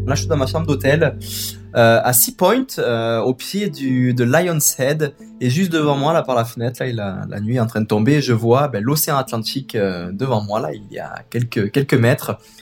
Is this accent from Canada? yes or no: yes; Quebec, Canada; je viens du Québec où j'ai grandi